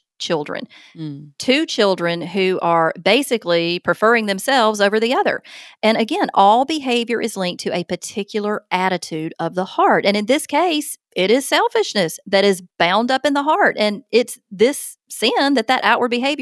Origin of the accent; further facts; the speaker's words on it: Alabama, United States; accent: Southern; I'm from the South, and in the South, a big majority of kids are taught to say ma'am and sir